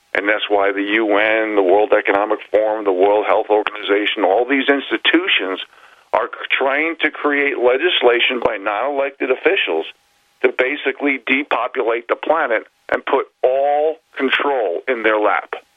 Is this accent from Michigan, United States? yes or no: no; New York City, New York, United States; moved away as an adult; now in Northern Rockies, United States; I grew up in New York City